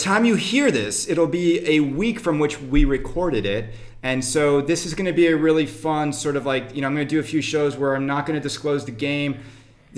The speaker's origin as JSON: {"language": "English", "area": "Westchester County", "region": "New York", "country": "United States", "said": "I'm from Westchester County"}